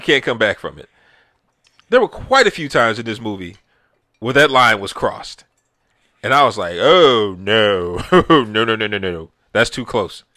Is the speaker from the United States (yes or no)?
yes; Texas, United States; I'm from Texas